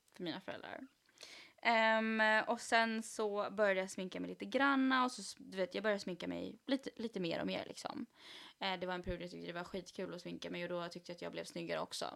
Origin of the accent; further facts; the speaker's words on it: Sweden; jag är född i Sverige